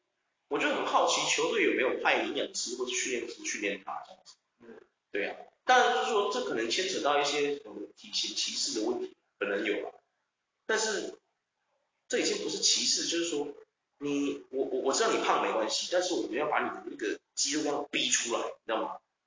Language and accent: Chinese; Taiwan; 就是说哦，我们台湾人太爽，太爽，真的太爽。